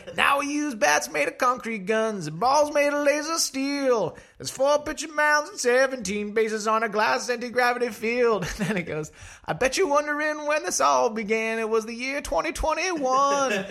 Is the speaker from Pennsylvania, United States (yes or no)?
yes; Connellsville, Pennsylvania, United States; now in New York City, United States; I am originally from 45 minutes south of Pittsburgh, a small rural town called Connellsville, Pennsylvania.